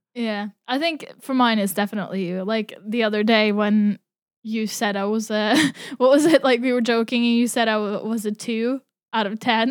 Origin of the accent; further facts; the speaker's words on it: Norway; now in Brighton, United Kingdom; I grew up in Norway